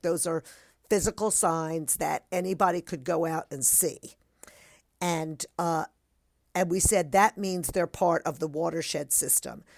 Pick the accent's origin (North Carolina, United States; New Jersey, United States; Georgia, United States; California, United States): New Jersey, United States; growing up in New Jersey